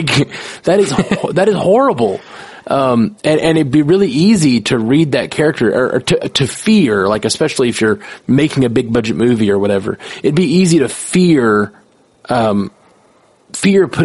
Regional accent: Alabama, United States; I grew up in Alabama

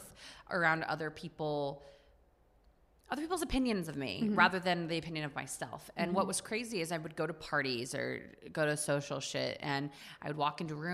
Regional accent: Texas, United States; now in New York City, United States; I grew up on the Mexican border. Like, I grew up, like, primarily in a Mexican culture

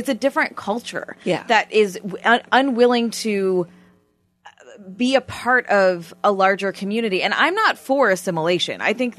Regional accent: near Toronto, Ontario, Canada; first language Armenian; English is a second language; moved away as an adult; now in Los Angeles, United States; I grew up in Canada.

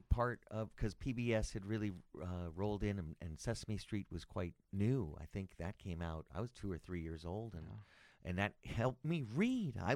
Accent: Los Angeles, California, United States; also born or lived in Palm Springs / Sacramento; from Southern California.

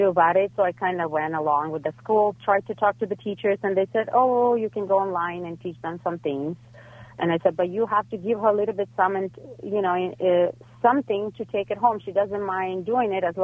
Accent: Ukraine; now in Los Angeles, United States; I'm coming from Ukraine, so everything is very academic

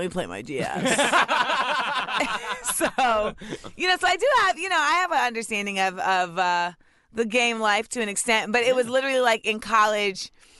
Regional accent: Grenada; like I go to Grenada every year. And like when I would go with my mom, I would have to, I'm from Grenada so and my family.

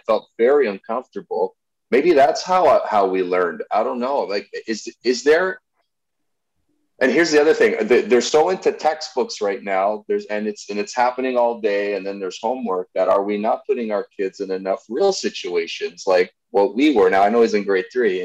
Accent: Toronto, Ontario, Canada; I grew up in Jane and Wilson

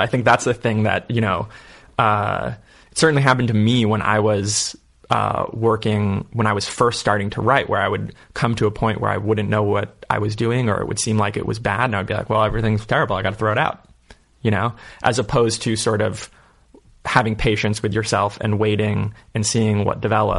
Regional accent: San Francisco, California, United States; moved away as an adult; also born or lived in Marin County, California; now in Las Vegas, United States; I grew up in San Francisco until I was about 10, and then we moved to Marin.

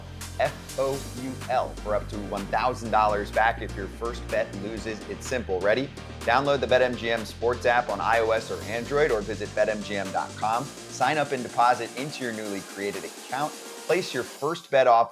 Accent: Warren, New Jersey, United States; I grew up in Warren, New Jersey

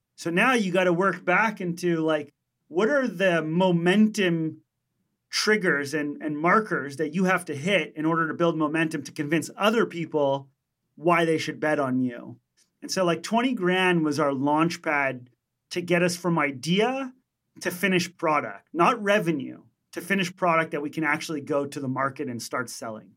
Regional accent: Montreal, Quebec, Canada; we're from Montreal, Canada

